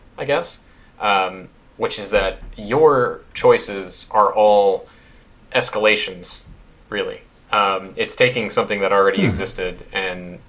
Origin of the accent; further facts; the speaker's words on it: United States; as an American